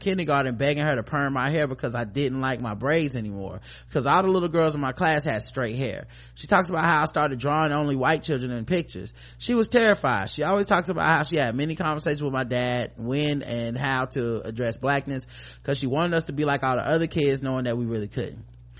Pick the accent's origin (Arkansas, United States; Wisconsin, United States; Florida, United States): Arkansas, United States; I'm 27 years old. I grew up in Arkansas, and my parents sacrificed a lot to put me and my siblings in private, mostly white Christian school.